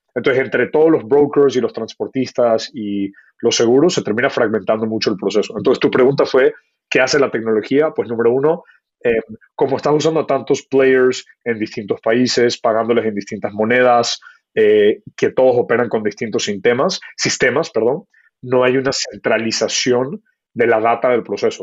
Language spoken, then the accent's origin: Spanish; Ecuador; moved away as an adult; also born or lived in Kenya / United States; mi familia es de la India, me crié en Ecuador, eh, nací en Kenia